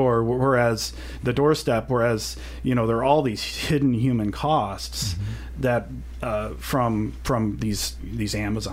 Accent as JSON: {"language": "English", "town": "Kirksville", "region": "Missouri", "country": "United States", "tie": "born or raised there", "said": "growing up in Kirksville, Missouri"}